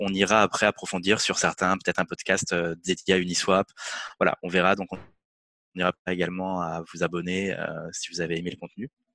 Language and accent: French; France; en tant que Français